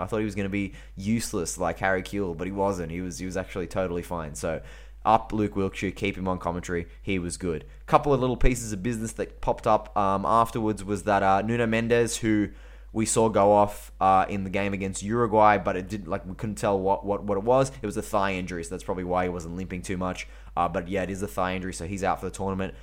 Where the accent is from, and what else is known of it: Australia